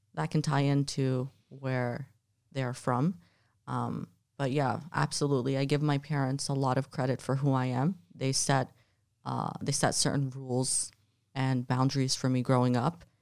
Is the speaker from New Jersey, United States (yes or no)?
yes; New Jersey, United States; also born or lived in Jordan; now in Miami, United States; I was raised in New Jersey, and then I moved to Miami